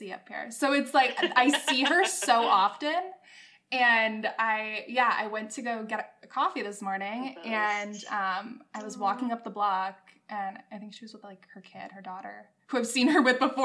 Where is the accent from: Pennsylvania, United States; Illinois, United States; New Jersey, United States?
Pennsylvania, United States; now in New York City, United States; I'm from Pennsylvania.